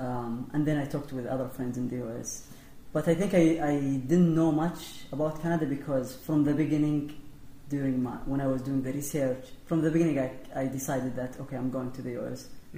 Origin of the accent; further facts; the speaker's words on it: Saudi Arabia; English is a second language; moved away as an adult; now in Minnesota, United States; so I'm from Saudi Arabia